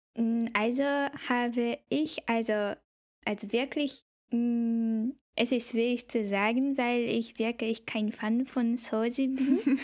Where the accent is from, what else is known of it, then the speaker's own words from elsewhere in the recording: Kobe, Hyogo, Japan; German is a second language; also born or lived in Bielefeld, Germany; now in Tokyo, Japan; ich bin Japanerin. Ich wohne jetzt äh, in Tokio, in der Hauptstadt von Japan. Ich komme aber ursprünglich aus Kobe